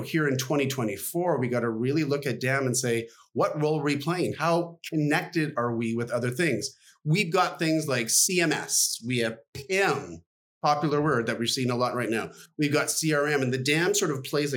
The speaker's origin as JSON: {"language": "English", "country": "Canada", "tie": "born or raised there", "said": "as a Canadian kid"}